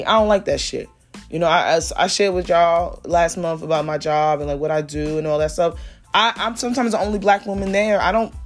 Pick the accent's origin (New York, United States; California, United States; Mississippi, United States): New York, United States; New York City; I'm from Brooklyn, straight cheese. I went to school in Harlem. I went to school uptown. Like, my whole life is here